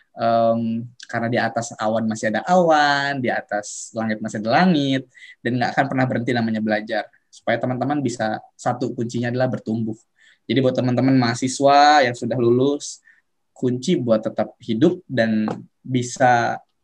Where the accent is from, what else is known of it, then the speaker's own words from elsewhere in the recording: Serang, Banten, Indonesia; aku orang Serang Banten